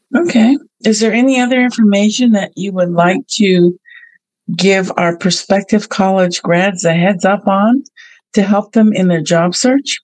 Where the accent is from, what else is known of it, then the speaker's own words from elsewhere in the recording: Bay Area, California, United States; another Bay Area native like I am